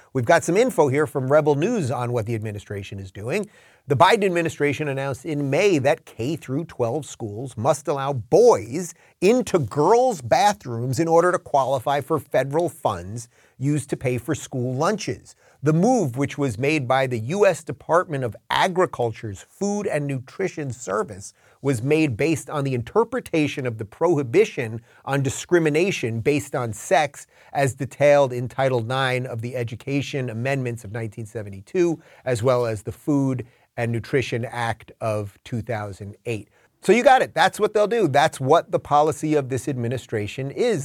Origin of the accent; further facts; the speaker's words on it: New York, United States; moved away; what was once my home state